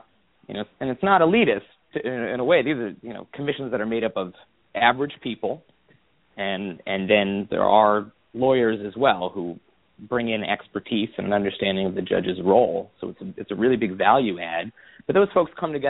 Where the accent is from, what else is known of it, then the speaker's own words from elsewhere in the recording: Midwest, United States; I'm from the Midwest